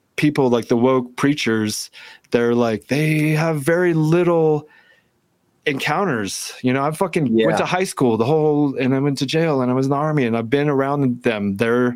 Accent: Georgia, United States; I grew up in Georgia.

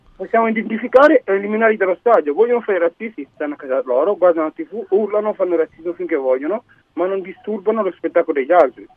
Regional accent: Cuneo, Piedmont, Italy; Mia moglie è di Cuneo, mia figlia è nata a Cuneo, noi siamo di Cuneo

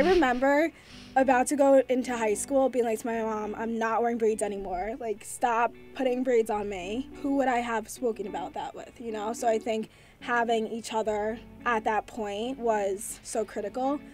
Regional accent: Chappaqua, New York, United States; we grew up in quiet town of Chappaqua, New York

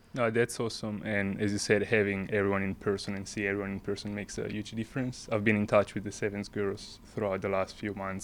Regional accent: northern Italy, Italy; moved away as an adult; now in Scotland; I grew up in Italy, um, small town, north part of Italy

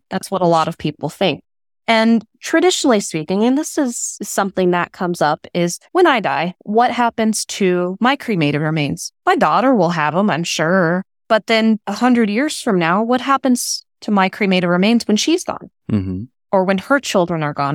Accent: West Coast, United States; I grew up on the West Coast

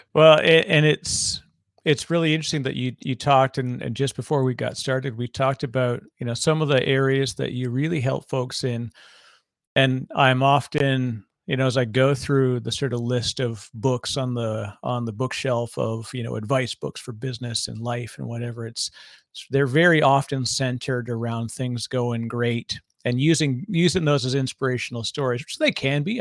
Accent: Toronto, Ontario, Canada; I'm from Toronto

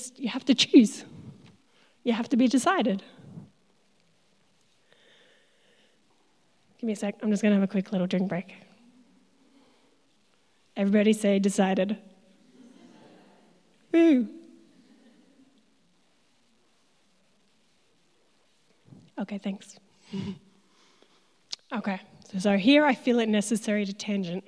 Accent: Tasmania, Australia; moved away as an adult; I'm from Tassie originally

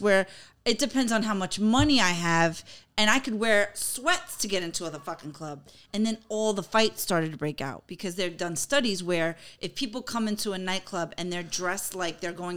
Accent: New York, United States; growing up in New York

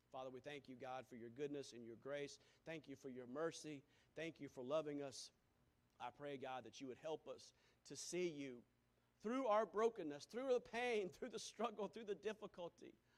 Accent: Greenville, South Carolina, United States; also born or lived in Wisconsin; I'm from Greenville, South Carolina.

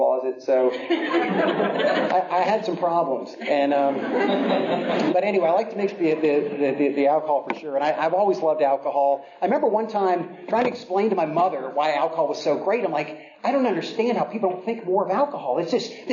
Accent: Virginia, United States; I grew up in Virginia

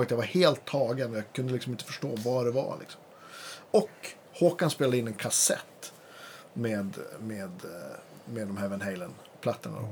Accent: Lilla Gran, Västerbotten County, Sweden; i Vindeln, närmsta tätorten till Lilla Gran där jag kommer från

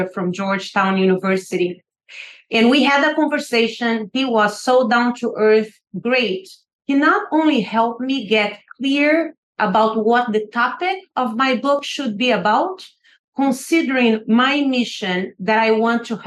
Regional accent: Brazil; now in United States; I grew up in poverty in Brazil

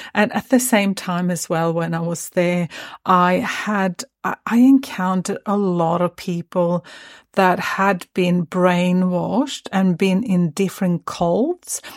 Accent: Sweden; also born or lived in Stockholm; I had just moved from my hometown up to, um, or, or to Stockholm, which is the capital of Sweden

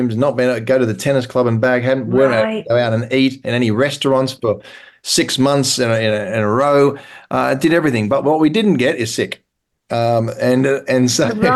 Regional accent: Australia; now in England, United Kingdom; I'm Australian, so I'm living in England, and I've also got an American passport

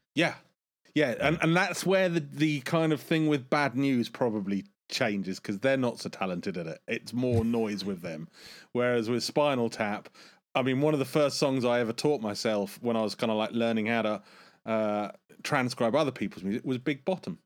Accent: United Kingdom; as a Brit

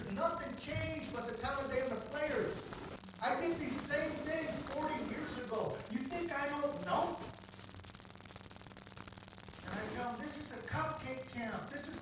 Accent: Southern California, United States; I grew up in SoCal

